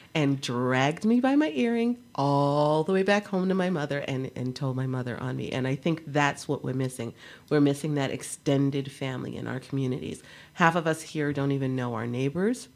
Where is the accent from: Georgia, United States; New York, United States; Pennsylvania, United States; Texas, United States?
New York, United States; New York City; I grew up in New York City where we are very multicultural and one big, huge neighborhood.